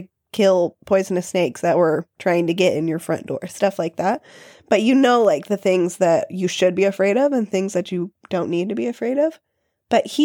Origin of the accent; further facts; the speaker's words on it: Arkansas, United States; moved away; I'm from Arkansas